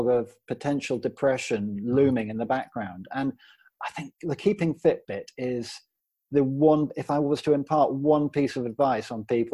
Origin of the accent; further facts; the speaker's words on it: Worcestershire, West Midlands, United Kingdom; also born or lived in Hackney, London; now in Worcestershire, United Kingdom; I moved up from Hackney, London, to Worcestershire, where I was born